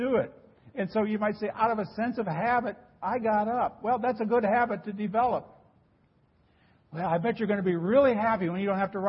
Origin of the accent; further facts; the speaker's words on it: Nebraska, United States; moved away; the church I grew up in back in Nebraska